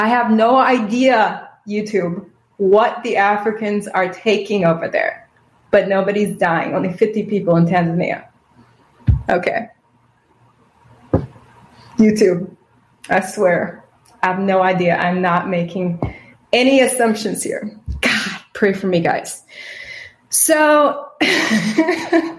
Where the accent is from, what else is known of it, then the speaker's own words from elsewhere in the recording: Wisconsin, United States; now in Texas, United States; That's where I'm originally from, Wisconsin. Living in Texas right now